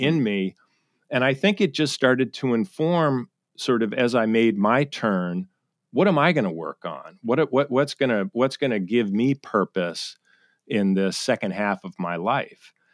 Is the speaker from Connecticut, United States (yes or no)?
yes; Connecticut, United States; moved away as an adult; also born or lived in Charleston, South Carolina / New York City / San Francisco; now in Seattle, United States; born in Sa-, South Carolina, Charleston, but I grew up in Connecticut, uh, commuter town to New York City.